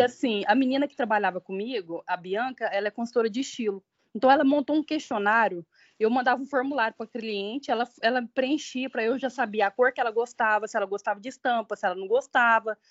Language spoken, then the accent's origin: Portuguese; Uberlândia, Minas Gerais, Brazil; moved away as an adult; now in São Paulo, Brazil; eu sou mineira de Uberlândia